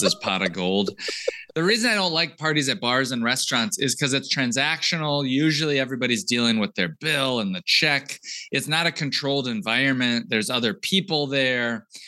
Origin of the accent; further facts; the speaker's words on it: United States; also born or lived in Georgia, United States; I grew up in Texas and Georgia